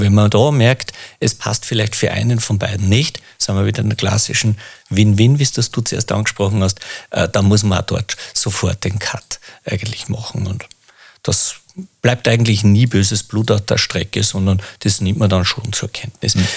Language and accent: German; Mühlviertel, Upper Austria, Austria; Bin ein Mühviertler, komme äh, da runter